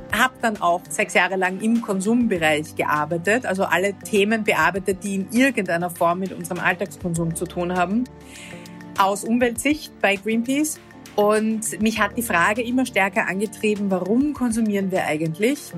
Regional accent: Vienna, Austria; Ich bin aus Wien, aus Österreich

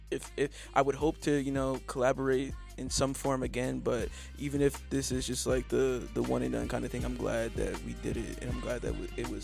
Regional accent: New Jersey, United States; Anyways, we're both from Jersey, you know?

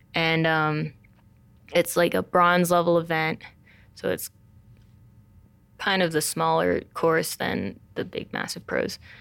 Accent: Montclair, New Jersey, United States; also born or lived in China; I grew up in Montclair, New Jersey

